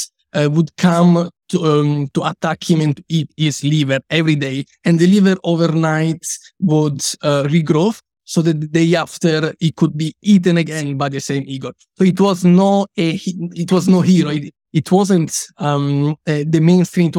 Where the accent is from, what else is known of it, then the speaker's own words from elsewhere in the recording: Italy; I come from Italy